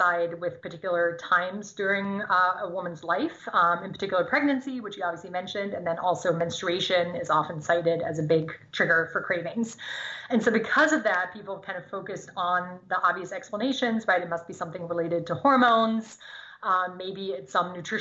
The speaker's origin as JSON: {"language": "English", "country": "Germany", "tie": "born or raised there", "first_language": "German", "second_language": "English", "moved": "yes", "lives_now": "United States", "said": "I grew up in Germany, speaking German."}